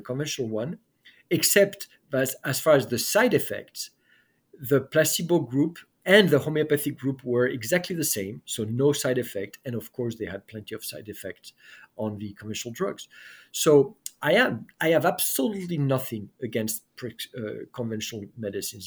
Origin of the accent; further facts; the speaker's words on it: France; moved away; I was raised in France